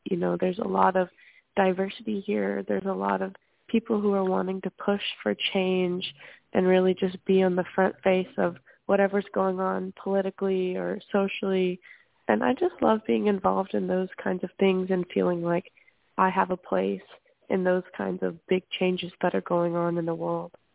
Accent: Louisiana, United States; moved away as an adult; now in Berkeley, United States; I'm from Louisiana.

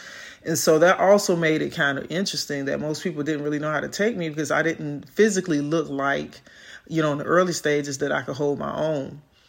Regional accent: Chicago, Illinois, United States; I'm from South Side of Chicago, so inner city youth, sports, academia

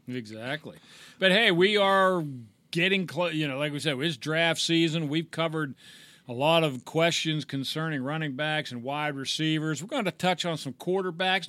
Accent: Pittsburgh, Pennsylvania, United States; we're from the Pittsburgh area

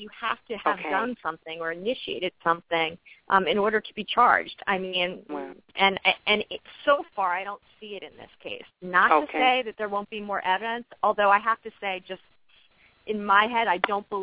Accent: New York, United States; I'm actually from New York

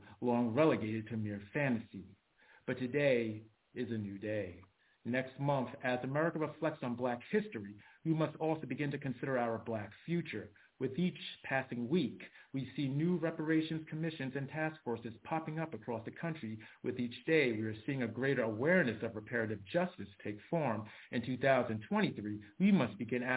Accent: New York City, New York, United States; now in Leipzig, Germany; I was born in the Bronx, New York, USA

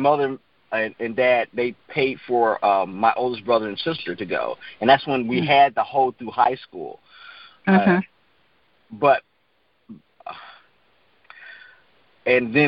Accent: Meridian, Mississippi, United States; also born or lived in Boston / Las Vegas; now in Bethlehem, United States; I was originally born in Boston. Mm-hmm. My dad was in the Navy 27 years, but I grew up in Mississippi in a little town called Meridian

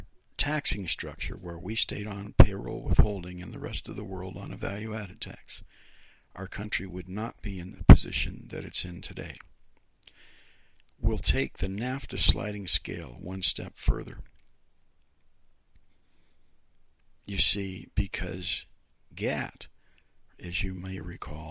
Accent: Youngstown, Ohio, United States; now in Lansing, United States; I'm from, my hometown is Youngstown, Ohio

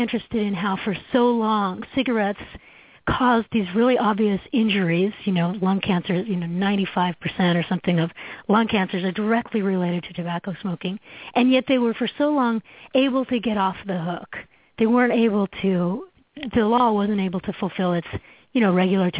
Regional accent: Canada; moved away as an adult; now in United States; as a Canadian, I came down to the States in the 1990s

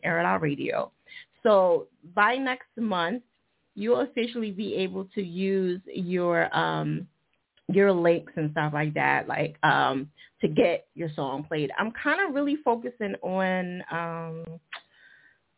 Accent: New Jersey, United States; Jersey, all right. My home state

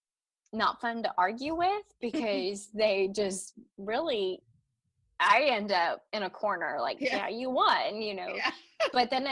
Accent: Texas, United States; I am from Texas

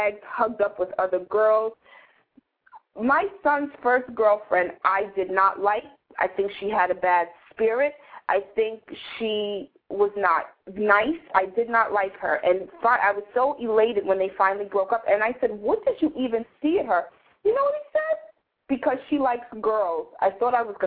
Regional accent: New York City, New York, United States; I grew up in Greenwich Village in New York City

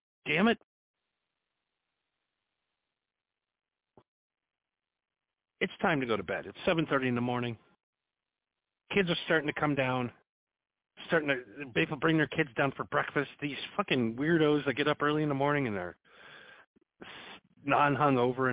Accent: United States; 72 people from my home country

